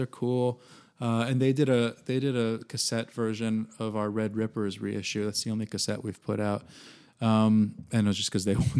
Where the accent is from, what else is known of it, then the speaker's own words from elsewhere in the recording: New England, United States; Well, yeah, and I grew up in New England, so... That's why my interest in Melville.